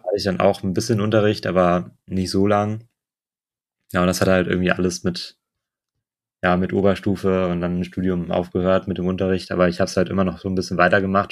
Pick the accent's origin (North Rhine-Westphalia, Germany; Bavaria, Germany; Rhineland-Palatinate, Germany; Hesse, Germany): Rhineland-Palatinate, Germany; Neuwied; moved away as an adult; also born or lived in Mainz; now in Bonn, Germany; ich komme aus Neuwied. Ich weiß nicht, ob das irgendjemand von euch kennt. Das ist nicht weit weg von Bonn. Ähm, ja, bin dann da auch zur Schule gegangen